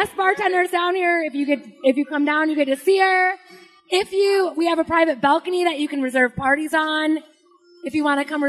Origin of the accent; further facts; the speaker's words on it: Michigan, United States; moved away as an adult; also born or lived in California / New Hampshire; now in Key West, United States; I grew up in Michigan and I went to college in California. Then I moved to New Hampshire with a different boy who I broke up with for my boyfriend. And then I moved down here with him.